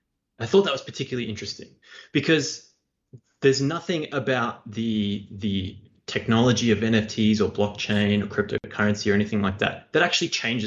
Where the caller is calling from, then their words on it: Australia; It's … from Australia.